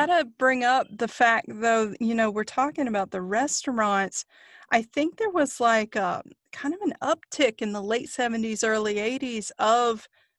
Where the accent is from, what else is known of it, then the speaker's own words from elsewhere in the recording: Cary and a small town near Raleigh, North Carolina, United States; now in Raleigh, United States; I moved away from Cary into tiny town of Kinley